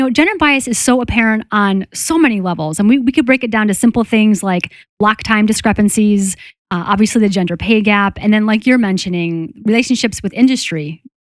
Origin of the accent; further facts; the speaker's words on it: Boston, Massachusetts, United States; I'm from Boston and a female surgeon